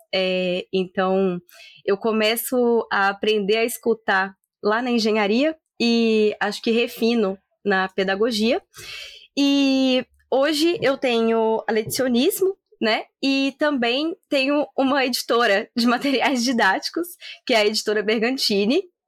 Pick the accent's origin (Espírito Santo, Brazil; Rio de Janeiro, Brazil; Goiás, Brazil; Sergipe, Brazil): Espírito Santo, Brazil; now in Campinas, Brazil; eu sou capixaba